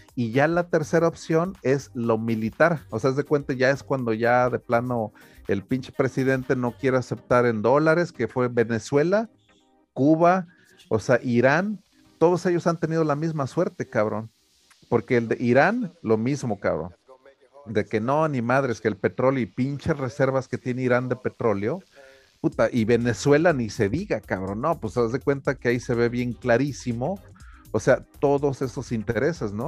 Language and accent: Spanish; Taxco, Guerrero, Mexico; Tasco, por ejemplo, de donde yo me crié